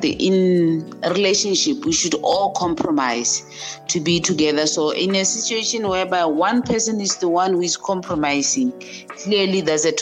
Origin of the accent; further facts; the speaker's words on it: Botswana; from Botswana. I'm a mother, a teacher.